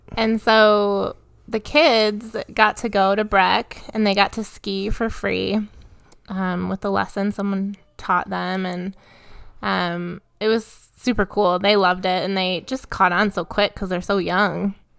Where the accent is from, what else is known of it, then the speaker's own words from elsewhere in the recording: Michigan, United States; now in Colorado, United States; I grew up in Michigan